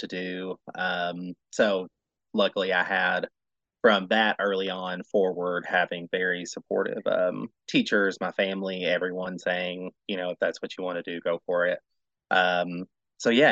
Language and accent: English; Bowling Green, Kentucky, United States; I was born and raised in Bowling Green, where WKU is